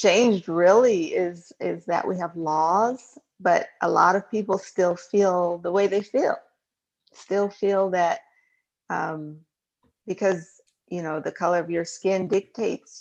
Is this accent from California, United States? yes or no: yes; San Diego, California, United States; I grew up in San Diego, California